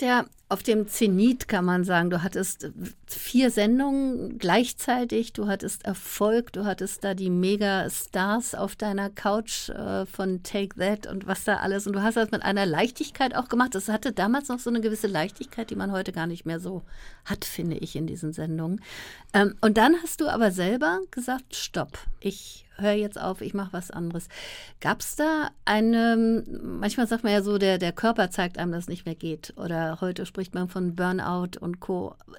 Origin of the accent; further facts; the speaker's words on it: Berlin, Germany; Wilmersdorf ähm, aufgewachsen